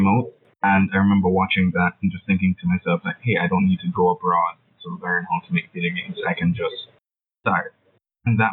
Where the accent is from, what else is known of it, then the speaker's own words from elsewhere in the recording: Kingston, Jamaica; I'm from Kingston, Jamaica. That's an island in the Caribbean, not to be confused with the places in States or anywhere in the UK. Jamaica, the original. That's where I'm from.